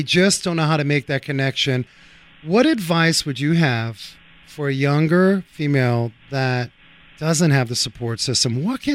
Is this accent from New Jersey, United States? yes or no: no; New York City, New York, United States; a fellow New Yorker myself. You know, I grew up uptown there, Washington Heights